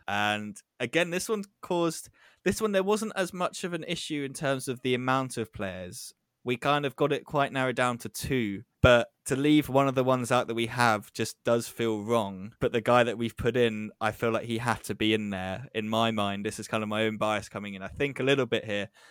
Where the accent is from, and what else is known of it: England, United Kingdom